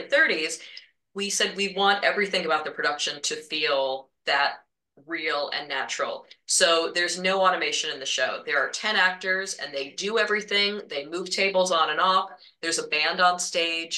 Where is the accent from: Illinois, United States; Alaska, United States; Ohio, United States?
Ohio, United States; Marion; my parents did community theater in my hometown of Marion, Ohio.